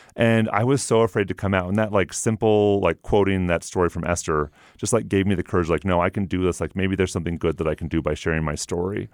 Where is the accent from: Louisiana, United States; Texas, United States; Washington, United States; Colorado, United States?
Washington, United States; Everett; moved away as an adult; also born or lived in Provo, Utah; now in Utah, United States; I'm from Everett, Washington.